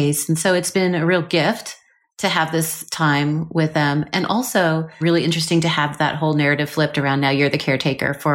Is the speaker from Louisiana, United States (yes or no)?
no; Seattle, Washington, United States; I grew up in Seattle just after the Ted Bundy sort of situation